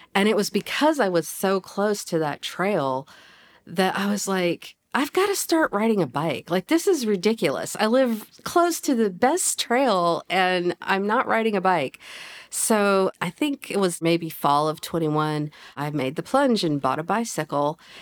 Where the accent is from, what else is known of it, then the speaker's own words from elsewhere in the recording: Fayetteville, Arkansas, United States; I consider myself a na-, native Fayettevillean, but I've kinda moved around. We lived in various places in Northwest Arkansas when I was growing up